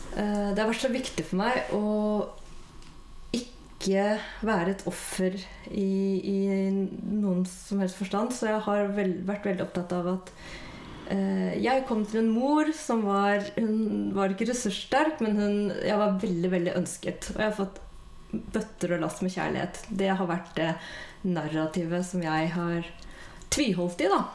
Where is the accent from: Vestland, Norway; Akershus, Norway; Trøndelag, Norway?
Akershus, Norway; Bærum; Jeg vokste opp i Bærum